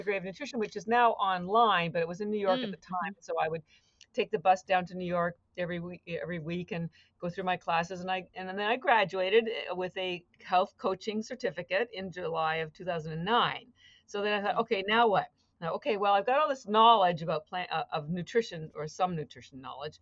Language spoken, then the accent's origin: English; Canada; moved away as an adult; now in Boston, United States; I live in Boston. I've been here for 33 years, but I'm actually Canadian